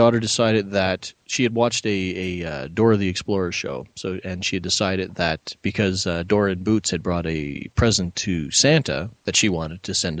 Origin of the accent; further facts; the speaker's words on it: Canada; my fellow Canadians will know